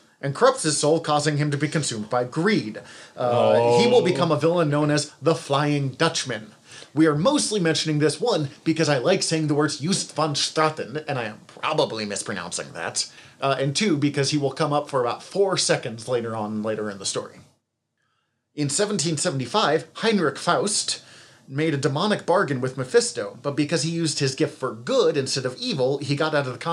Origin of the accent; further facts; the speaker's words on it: Montana, United States; I'm from Montana.